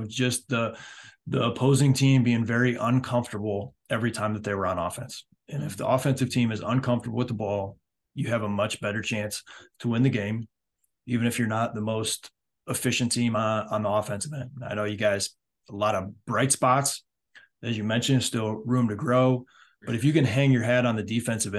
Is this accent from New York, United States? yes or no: no; Michigan, United States; also born or lived in Ohio / Indiana / Europe; now in South Carolina, United States; I'm from Michigan. I've lived in Ohio. I've lived in Indiana before I came down here.